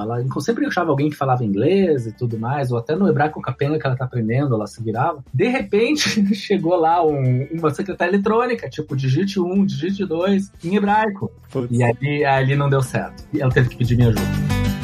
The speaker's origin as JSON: {"language": "Portuguese", "town": "Curitiba", "region": "Paraná", "country": "Brazil", "moved": "as an adult", "lives_now": "Israel", "said": "Eu sou de Curitiba"}